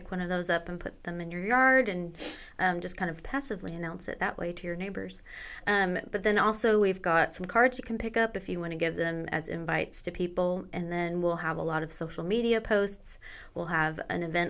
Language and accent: English; Evansville, Indiana, United States; moved away; also born or lived in Minnesota / Kansas; Actually, I grew up in Indiana. My whole family's from Indiana. So we were in Evansville, Indiana first. And then we actually moved to Minnesota